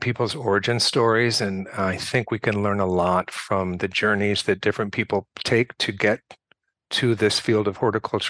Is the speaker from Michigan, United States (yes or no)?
yes; Michigan, United States; also born or lived in California; now in New York, United States; I grew up in Michigan, and I grew up in a house that my great-great-grandfather had built in the 1870s, and there was a big pear tree in the backyard, and there was a sour cherry tree, and there was a big vegetable garden